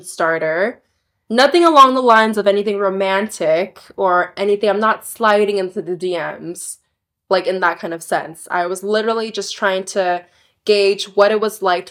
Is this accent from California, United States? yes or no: yes; Torrance, California, United States; moved away as an adult; also born or lived in England / Korea; now in Istanbul, Turkey; I am from Los Angeles County in Southern California, specifically from Torrance, which is located in like the beach region